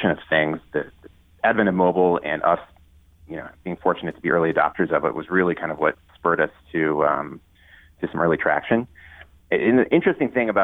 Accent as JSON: {"language": "English", "region": "Ohio", "country": "United States", "tie": "born or raised there", "also_born_or_lived": "New Hampshire / New York", "moved": "as an adult", "said": "I grew up in Ohio"}